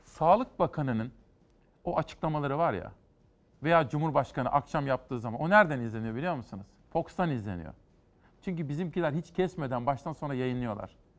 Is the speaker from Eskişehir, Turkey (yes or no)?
no; Kütahya, Turkey; Kütahya'ya geçiyorum memleketime